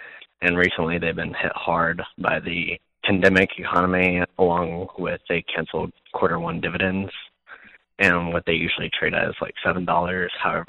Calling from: Memphis, Tennessee, United States; I'm a current listener, and I'm from Memphis, Tennessee.

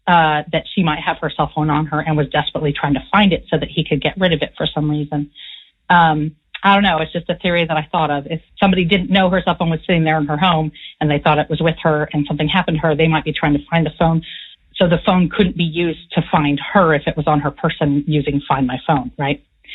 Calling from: San Francisco, California, United States; I'm a listener from San Francisco, and I've really enjoyed the podcast.

